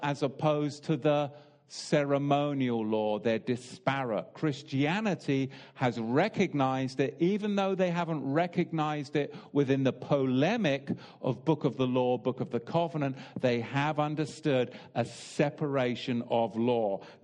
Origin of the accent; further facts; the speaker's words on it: England, United Kingdom; I'm English